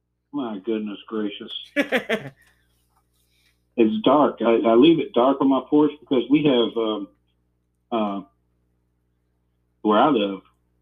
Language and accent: English; New Orleans, Louisiana, United States; also born or lived in Asheville, North Carolina; now in Springfield, United States; So I was born in New Orleans when my dad was attending dental school and living in New Orleans. And then I lived there for a time. And anyway, I've called Springfield home for about 30 years now.